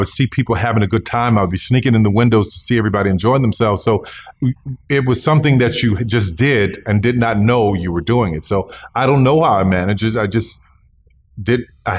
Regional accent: the South, United States; the understanding of being black in America, growing up in the South and having parents who endured Jim Crow and spending summers in rural Louisiana

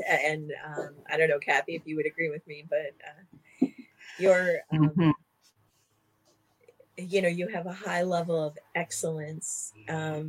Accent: New Jersey, United States; I grew up in New Jersey, a very lower middle class family

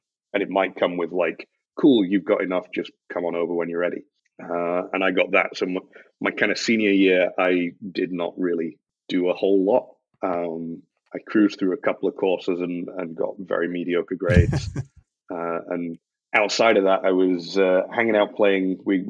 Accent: Scotland, United Kingdom; also born or lived in Yorkshire; growing up in Scotland is it's culturally very different. So like Highland country dancing was a thing that we learned in school, which was weird for me as like a guy moving up from kind of Yorkshire to this place

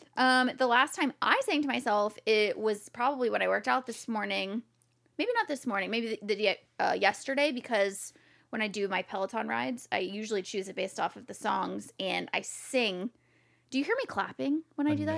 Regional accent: Jacksonville, Florida, United States; moved away as an adult; now in San Diego, United States; I was born in Jacksonville, Florida.

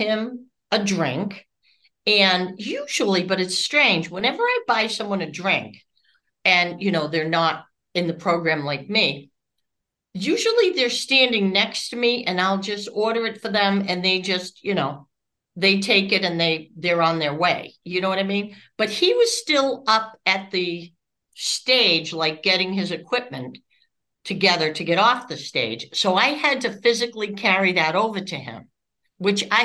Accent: Massachusetts, United States; moved away as an adult; also born or lived in Florida; I'm from Massachusetts

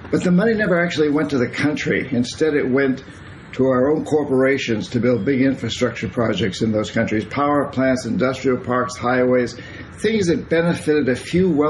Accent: United States; I'm from Vermont, New Hampshire myself

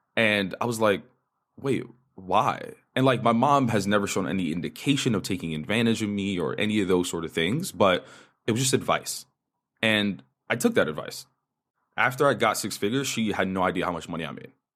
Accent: New York, United States; first language Spanish; English is a second language; So, native New Yorker, I grew up in the Upper West Side of New York in a Dominican household.

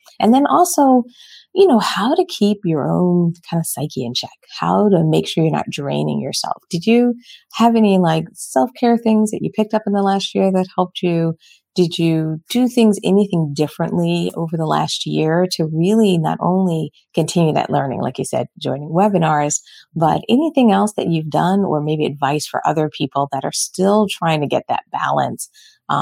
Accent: Philadelphia, Pennsylvania, United States; moved away; also born or lived in Michigan; I'm originally from Philly

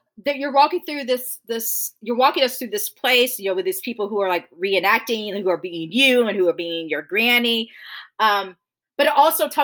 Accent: Augusta, Georgia, United States; I was raised in Augusta, Augusta, Georgia

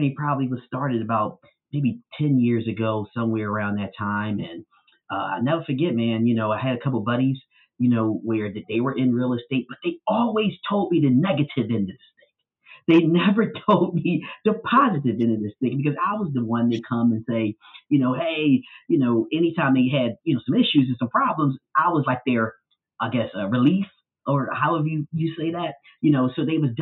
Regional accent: Philadelphia, Pennsylvania, United States; growing up in North Philadelphia

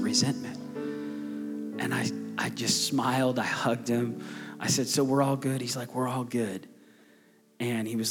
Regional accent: Tulsa, Oklahoma, United States; Tulsa, Oklahoma.

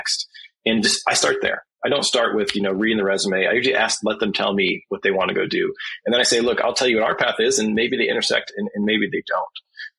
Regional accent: Flint, Michigan, United States; I'm from Flint, Michigan, so we have a lot of history of automotive industry

